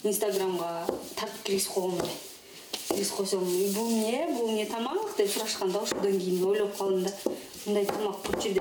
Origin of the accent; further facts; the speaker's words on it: Korul, Osh Region, Kyrgyzstan; moved away; мен токсон тогузунчу жылы төрөлгөм өзү ушул айылда эле аан алты миң жети миңге жакын эл адам жашайт да